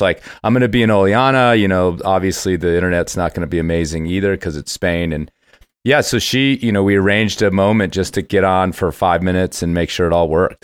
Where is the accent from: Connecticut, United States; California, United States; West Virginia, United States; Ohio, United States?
Ohio, United States; Cincinnati; moved away; part of my youth, I grew up in Cincinnati, Ohio